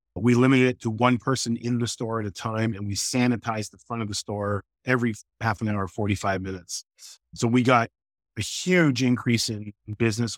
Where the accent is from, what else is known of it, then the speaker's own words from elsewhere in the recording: Toronto, Ontario, Canada; moved away as an adult; also born or lived in New York; now in Boston, United States; I grew up middle, lower middle class in Canada